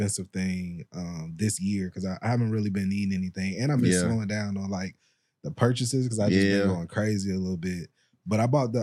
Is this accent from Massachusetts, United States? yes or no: no; Fort Lauderdale, Florida, United States; moved away as an adult; now in Atlanta, United States; originally I'm from Fort Lauderdale, Florida